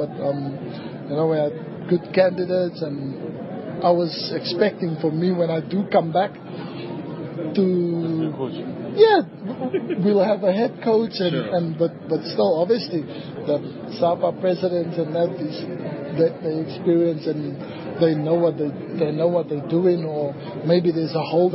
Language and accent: English; South Africa; I'm a South African